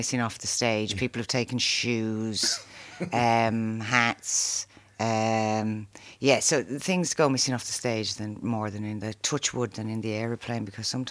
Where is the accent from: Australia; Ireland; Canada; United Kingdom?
Ireland; Arklow, Leinster; also born or lived in Dublin; I was born actually in Dublin. Brought up in Arklow